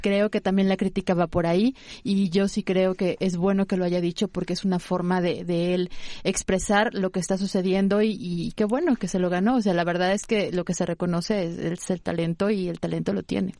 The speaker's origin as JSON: {"language": "Spanish", "country": "Mexico", "said": "como mexicanos"}